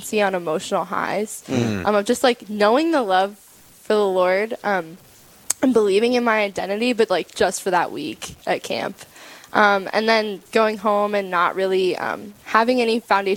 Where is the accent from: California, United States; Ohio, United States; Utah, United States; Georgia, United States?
Ohio, United States; I'm 18. I'm from Ohio.